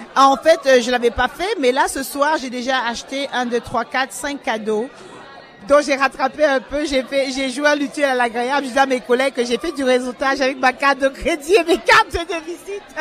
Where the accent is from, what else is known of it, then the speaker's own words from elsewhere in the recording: Cameroon; now in Canada; je suis originaire du Cameroun, mais ça fait 30 ans que je suis au Canada